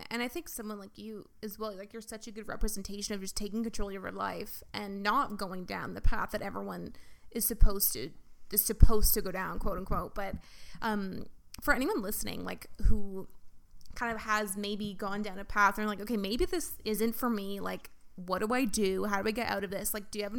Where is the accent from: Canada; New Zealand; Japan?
Canada; Victoria, British Columbia; I grew up in Victoria, and like, it's like, when I go back there, it's like, so many of my friends now are like married, having kids